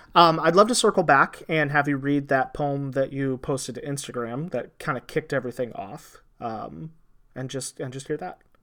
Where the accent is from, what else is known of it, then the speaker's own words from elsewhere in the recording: Indiana, United States; I grew up in Indiana